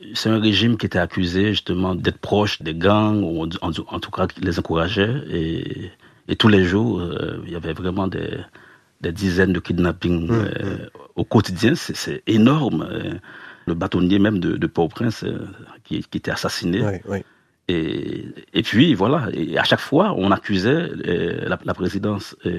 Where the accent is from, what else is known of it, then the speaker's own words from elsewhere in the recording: Haiti; on est haïtien